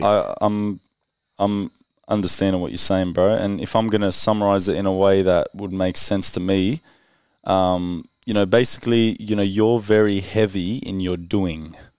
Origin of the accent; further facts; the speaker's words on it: Sydney, New South Wales, Australia; I came from Western Sydney